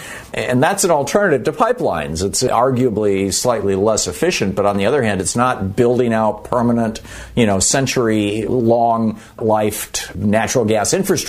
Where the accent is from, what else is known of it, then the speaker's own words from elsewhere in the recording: Michigan, United States; moved away; also born or lived in New Hampshire; I lived in a rural area in New Hampshire, I think it was, and I grew up in Michigan.